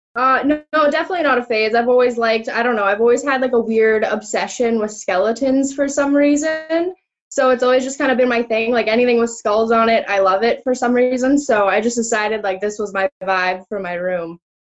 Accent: Innisfail, Alberta, Canada; I grew up in Innisfail. I went to high school in Innisfail

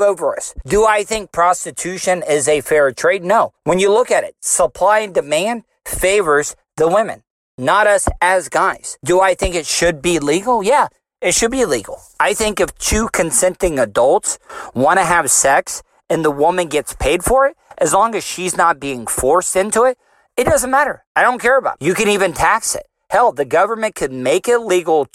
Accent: Volusia County, Florida, United States; I'm from Volusia County. I am a Florida cracker

